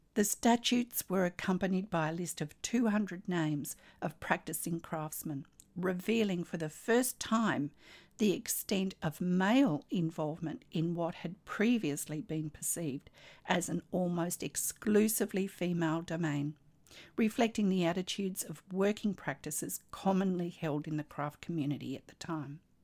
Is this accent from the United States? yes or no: no; Australia; I'm an Australian textile artist, teacher, judge, blogger and stitch